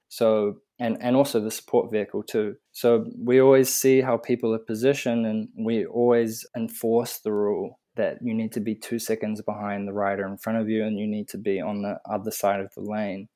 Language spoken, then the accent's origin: English; Auckland, New Zealand; I'm from Auckland, New Zealand